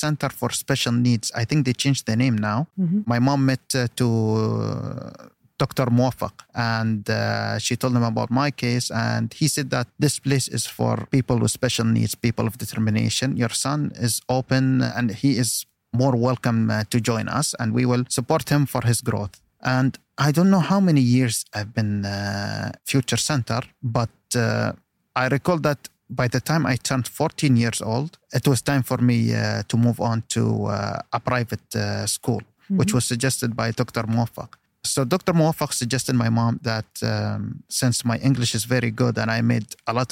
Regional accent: United Arab Emirates; first language Arabic; English is a second language; also born or lived in Washington, D.C., United States

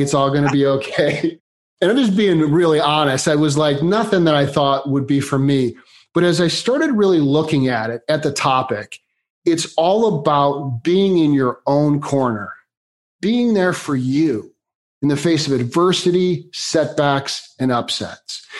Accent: Chicago, Illinois, United States; now in California, United States; Born and raised in Chicago, been in here in California for about the last 25 years.

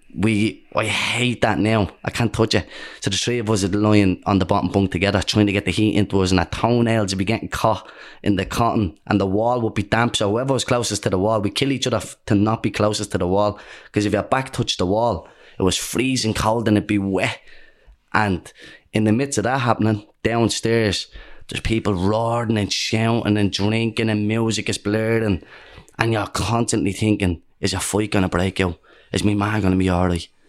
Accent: Dublin, Leinster, Ireland; Most people where I grew up in Dawes Estuary Flats, most people lived a similar life to us.

